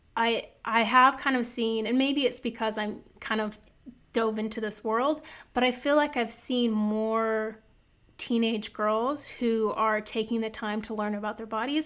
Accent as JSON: {"language": "English", "region": "Iowa", "country": "United States", "tie": "born or raised there", "said": "I'm from Iowa. I grew up in the country, like, meat and potatoes and bread sort of girl"}